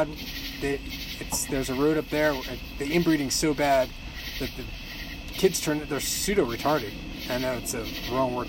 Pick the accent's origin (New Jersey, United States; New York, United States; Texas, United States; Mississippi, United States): New York, United States; about 2.5 hours south of Albany; now in Johnson City, United States; My hometown is about 2.5 hours south of Albany